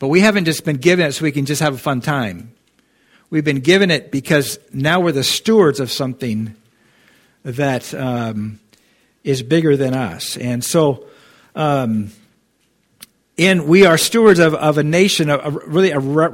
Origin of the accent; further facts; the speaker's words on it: United States; we're Christians in America